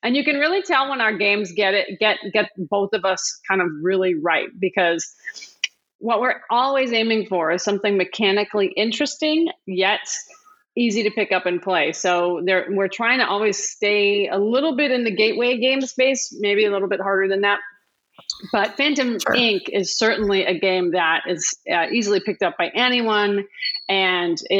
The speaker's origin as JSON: {"language": "English", "region": "Wisconsin", "country": "United States", "said": "I'm from Wisconsin"}